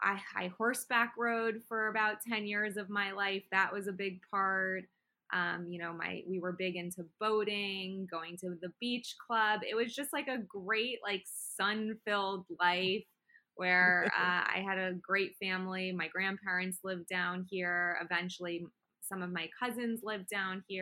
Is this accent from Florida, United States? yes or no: yes; Plantation, Florida, United States; moved away; also born or lived in Weston, Florida / Los Angeles; I'm from South Florida. I grew up originally in a town called Plantation, which is part of Fort Lauderdale